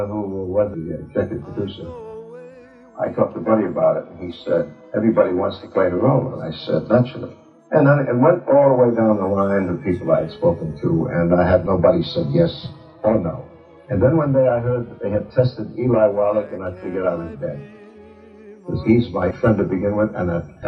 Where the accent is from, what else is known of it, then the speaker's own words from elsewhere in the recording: New Jersey, United States; I was brought up with him in New Jersey.